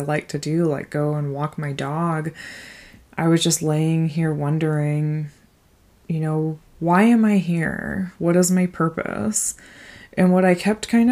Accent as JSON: {"language": "English", "town": "Des Moines", "region": "Iowa", "country": "United States", "also_born_or_lived": "Mount Vernon, Iowa", "said": "We're both from the Des Moines area originally"}